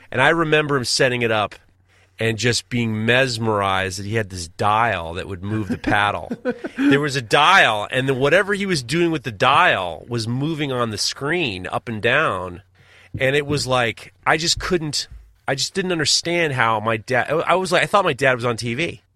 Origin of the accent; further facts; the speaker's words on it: New York, United States; I'm in Hawaii. I'm the farthest from New York